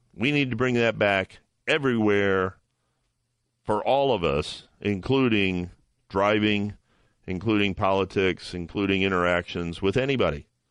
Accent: Toledo, Ohio, United States; my hometown is Toledo, Ohio

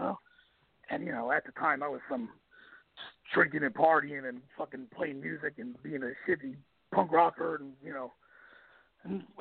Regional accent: Atlantic City, New Jersey, United States; I'm from Atlantic City

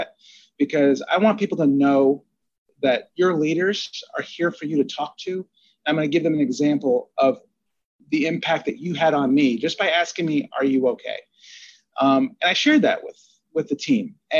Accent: New Jersey, United States; I grew up in Jersey and I'm Italian

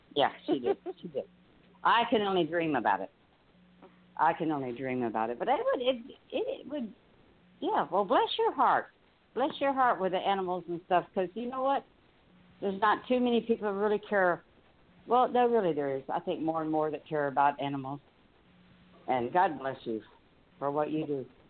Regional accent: Florida, United States; I'm born and raised in Florida

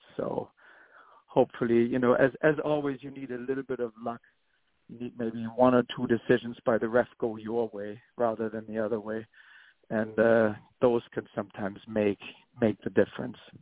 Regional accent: Hamburg, Germany; now in New York City, United States; I'm from Hamburg.

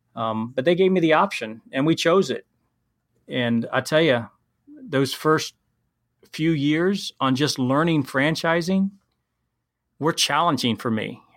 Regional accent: Columbus, Ohio, United States; also born or lived in Wyoming; I'm from Ohio

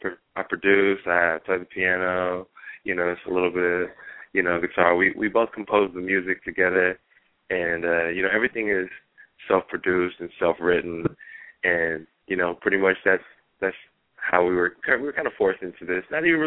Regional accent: United States; also born or lived in Hawaii (family heritage) / San Francisco; we're raised Hawaiian, and we were raised in the mainland.

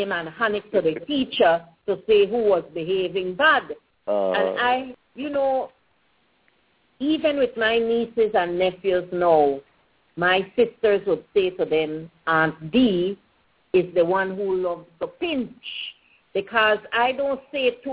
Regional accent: Pomona Valley, Stann Creek District, Belize; I grew up in the Pomona Valley, so I went to country school

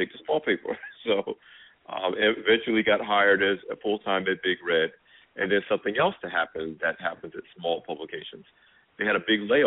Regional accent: Asbury Park, New Jersey, United States; my hometown paper, the Asbury Park Press

